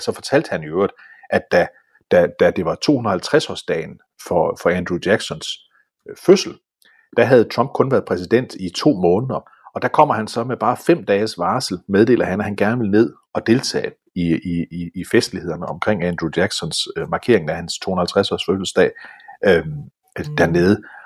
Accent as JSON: {"language": "Danish", "country": "Denmark", "said": "jeg er dansker"}